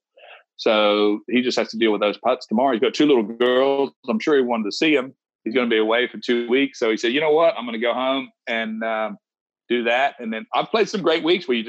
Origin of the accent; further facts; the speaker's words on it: Wagga Wagga, New South Wales, Australia; moved away; I'm from Wagga Wagga. We grew up playing high school golf together